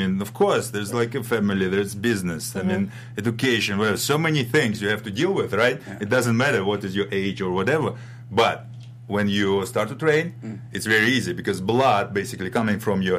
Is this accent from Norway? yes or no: no; Russia; moved away as an adult; now in United States; I'm from Russia, from ex-Soviet Union, from Europe.